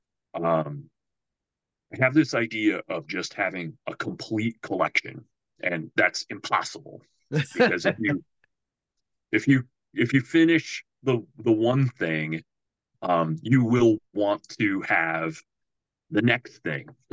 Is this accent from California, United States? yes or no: no; Norwalk, Iowa, United States; I grew up in Norwalk, which is on the south side of Des Moines